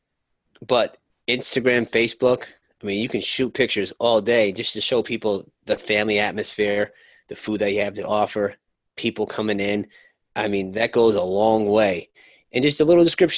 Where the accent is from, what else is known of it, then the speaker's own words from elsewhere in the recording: Northeast, United States; now in Florida, United States; I'm from the Northeast. I'm down here in Florida.